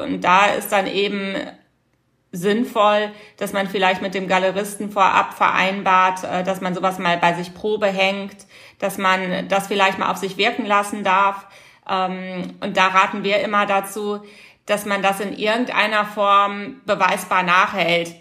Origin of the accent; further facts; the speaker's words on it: Rhineland, Germany; Bei uns im Rheinland